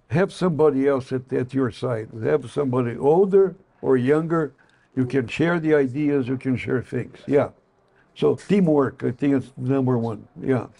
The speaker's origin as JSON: {"language": "English", "country": "Brazil", "also_born_or_lived": "Chicago, United States", "second_language": "English", "moved": "as an adult", "lives_now": "United States", "said": "I'm not American, I am Brazilian."}